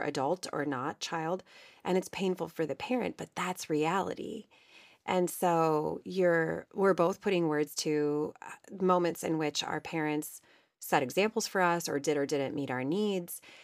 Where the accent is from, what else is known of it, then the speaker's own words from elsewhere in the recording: Ohio, United States; I was raised in Ohio